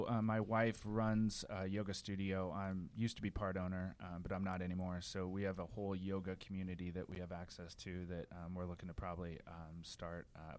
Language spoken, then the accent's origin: English; Lincoln, Nebraska, United States; growing up in Lincoln, Nebraska, where I had the privilege of being basically adopted by a family out there